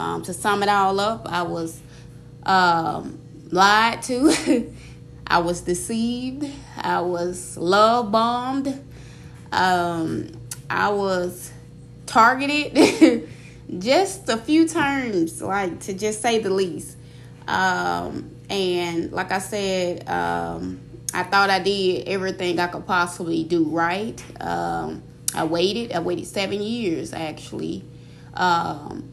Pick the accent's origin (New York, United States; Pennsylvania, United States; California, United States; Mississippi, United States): Mississippi, United States; moved away as an adult; also born or lived in Georgia; I'm originally born and raised in Mississippi, and I spent the last, 3 years in Georgia.